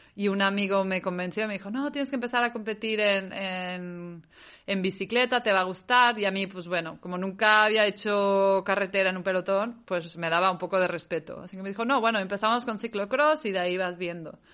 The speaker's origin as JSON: {"language": "Spanish", "country": "Mexico", "tie": "born or raised there", "also_born_or_lived": "Catalonia, Spain", "moved": "as an adult", "lives_now": "Spain", "said": "Me salí de México desde los 18, 19, tan pronto pude"}